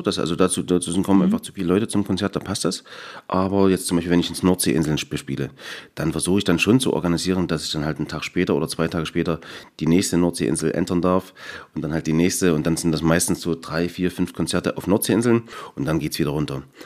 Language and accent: German; Erzgebirge, Saxony, Germany; ich bin durch und durch Erzgebirger